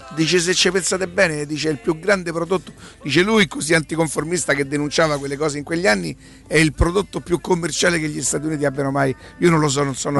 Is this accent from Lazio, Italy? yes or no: yes; Rome, Lazio, Italy; sono di Roma